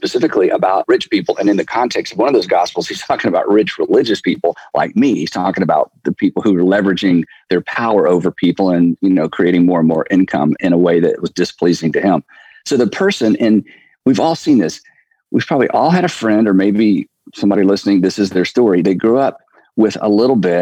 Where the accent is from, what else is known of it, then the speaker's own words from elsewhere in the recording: United States; As an American male